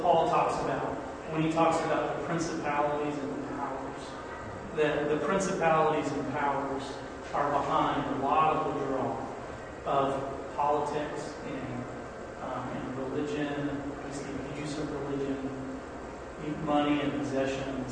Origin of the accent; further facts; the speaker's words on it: United States; as American people, United States, North American, Western culture kinds of people